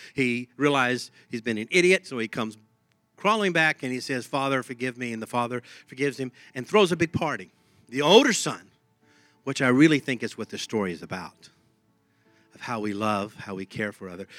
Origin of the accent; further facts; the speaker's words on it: Texas, United States; accent: Texas; my Texas accent comes out